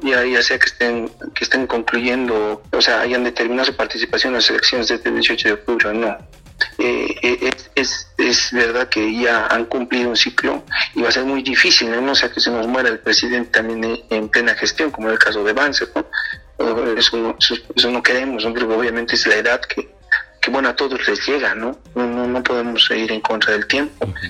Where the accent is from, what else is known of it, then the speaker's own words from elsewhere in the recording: Bolivia; como bolivianos